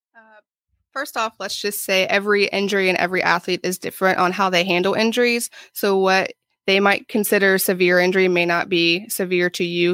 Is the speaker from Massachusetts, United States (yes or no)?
no; Ohio, United States; moved away as an adult; also born or lived in Florida; now in Jacksonville, United States; I am from Ohio originally.